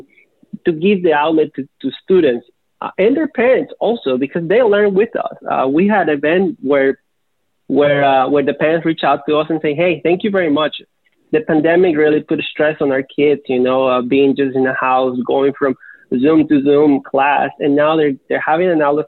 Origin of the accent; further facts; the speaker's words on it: Ecuador; moved away; I'm actually from Ecuador. So being from South America